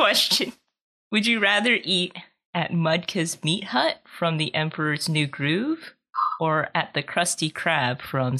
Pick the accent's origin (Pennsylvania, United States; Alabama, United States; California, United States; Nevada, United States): California, United States; now in the South, United States; I'm originally from California. … from California.